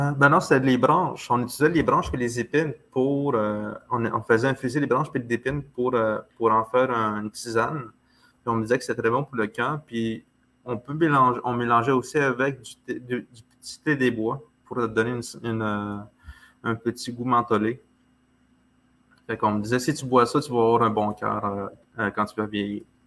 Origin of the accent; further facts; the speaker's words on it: Manawan, Quebec, Canada; on dit chez nous à Manouan